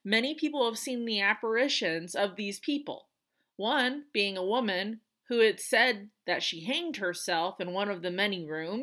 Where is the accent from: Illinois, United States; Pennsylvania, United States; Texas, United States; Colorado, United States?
Colorado, United States; moved away; also born or lived in North Carolina; I am in my home state of Colorado